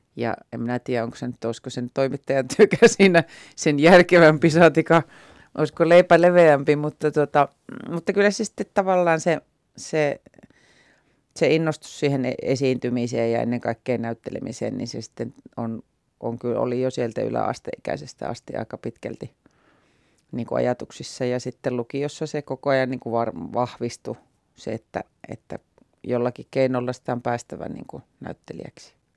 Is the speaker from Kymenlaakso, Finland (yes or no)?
no; Joensuu, North Karelia, Finland; moved away as an adult; mä muutin itse pois Joensuusta